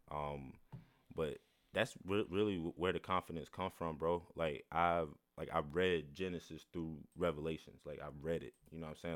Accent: the Bible Belt, the South, United States; I'm from the Bible Belt, born and raised.

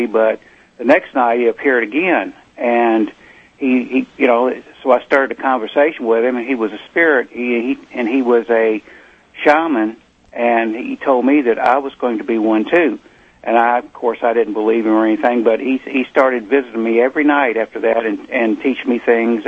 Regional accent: Eastern Kentucky, United States; we're from Eastern Kentucky, and I come from a line of miners and farmers

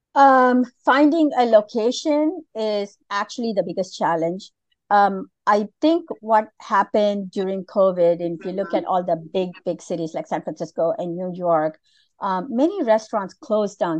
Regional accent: Malaysia; moved away; I was born and raised in Malaysia

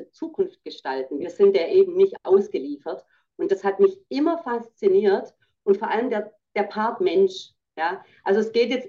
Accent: Baden-Württemberg, Germany; ich sage auch, ich bin ja Schwäbin, wir sagen rum zu doktern

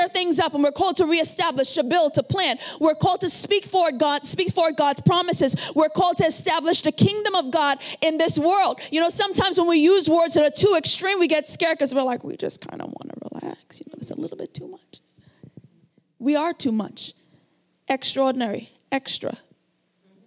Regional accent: Trinidad & Tobago; moved away; I came from Trinidad and Tobago. I grew up in a very, very rough area

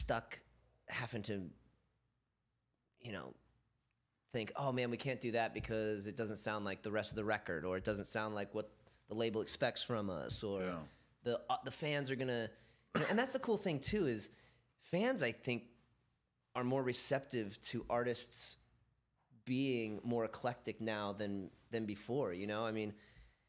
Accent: California, United States; growing up in California

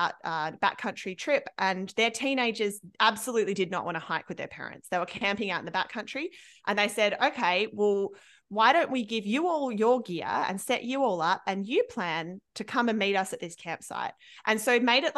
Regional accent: Australia; moved away; I'm from Australia

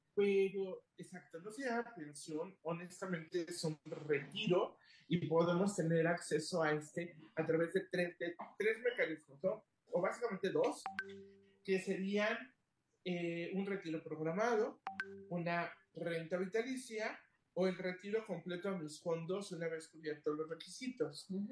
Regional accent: Mexico; quienes somos mexicanos

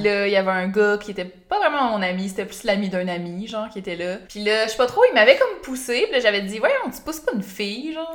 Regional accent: Beauce, Quebec, Canada; je viens de la Beauce, puis mm. en Beauce, il n'y a pas beaucoup d'activités pour les jeunes

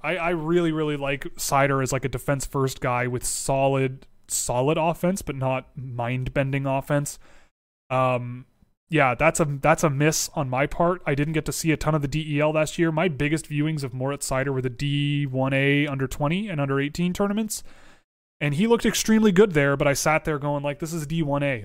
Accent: Toronto, Ontario, Canada; I was born and raised in Toronto.

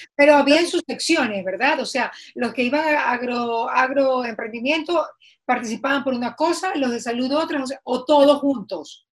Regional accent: Bahía de Caráquez, Manabí, Ecuador; yo soy de Bahía y el agua potable siempre ha sido una debilidad en Bahía

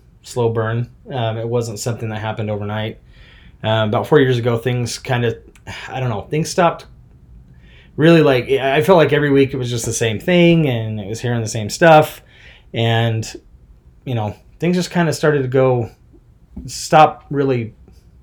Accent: Smithfield, Utah, United States; I grew up in Smithfield, pretty much Logan, Cache Valley area.

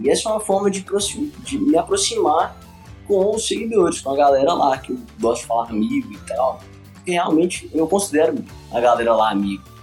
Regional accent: Teófilo Otoni, Minas Gerais, Brazil; also born or lived in Governador Valadares; Eu sou de Flotão, de Minas Gerais, interiorzão

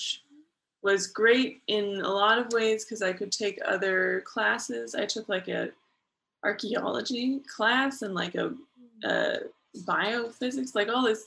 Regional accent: Berkeley, California, United States; moved away as an adult; now in China; I'm from Berkeley, California, which is in the San Francisco Bay Area.

